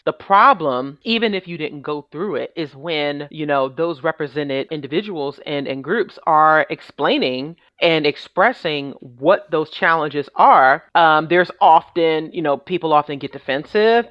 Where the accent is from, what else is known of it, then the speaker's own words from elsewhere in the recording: New York City, New York, United States; I'm originally from New York City, born and raised